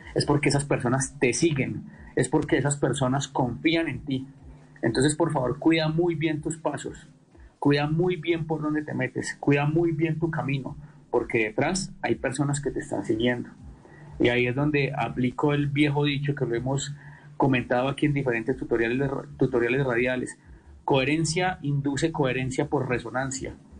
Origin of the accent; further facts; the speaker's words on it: Quindío, Colombia; also born or lived in Quimbaya, Quindío; yo soy quindiano